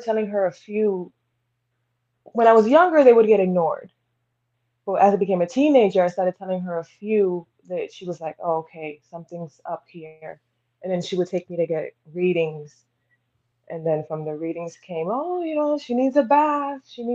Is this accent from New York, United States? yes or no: yes; New York City, New York, United States; Originally from Brooklyn